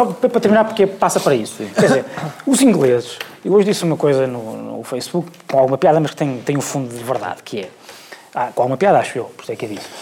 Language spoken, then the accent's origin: Portuguese; Portugal; sendo português